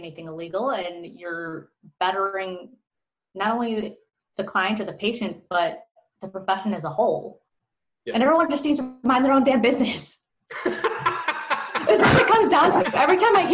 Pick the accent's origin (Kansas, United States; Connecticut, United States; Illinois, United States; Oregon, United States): Illinois, United States; Chicago; moved away; I'm from Chicago originally